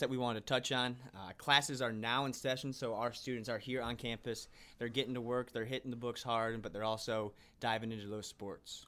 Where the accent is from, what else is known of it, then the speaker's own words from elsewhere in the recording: Bloomington, Illinois, United States; also born or lived in Decatur, Illinois; I'm originally from Bloomington, Illinois, uh, where I played